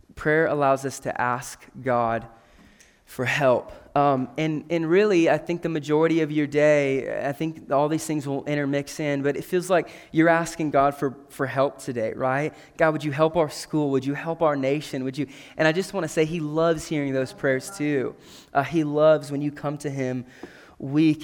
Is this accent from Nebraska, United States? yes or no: yes; McCook, Nebraska, United States; I grew up in McCook, Nebraska